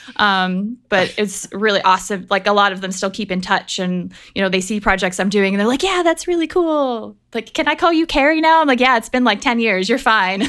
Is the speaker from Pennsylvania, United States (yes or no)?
yes; Pennsylvania, United States; I grew up in Pennsylvania